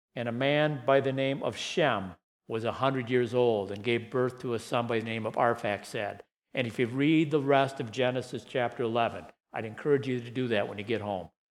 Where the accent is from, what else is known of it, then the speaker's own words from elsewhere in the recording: Saginaw, Michigan, United States; When I was 13 or 14 years old, growing up in Saginaw, Michigan